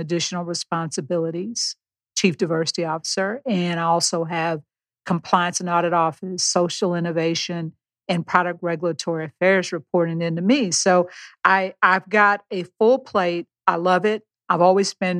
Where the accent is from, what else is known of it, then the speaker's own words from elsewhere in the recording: Beaumont, Texas, United States; I was born and raised in Beaumont, Texas